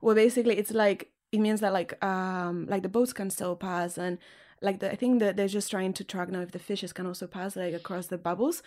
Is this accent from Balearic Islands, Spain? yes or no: no; Catalonia, Spain; English is a second language; moved away; I also speak Catalan because I'm from Catalonia. So with my family, I speak Catalan